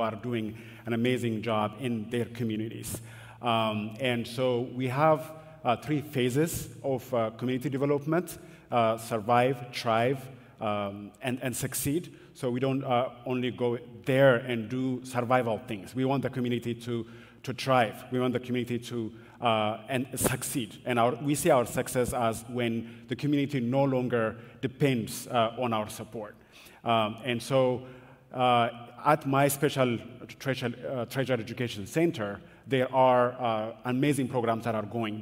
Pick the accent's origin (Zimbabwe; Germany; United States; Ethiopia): Ethiopia; Addis Ababa; moved away; I grew up in Ethiopia. In Addis Ababa, it's a very big city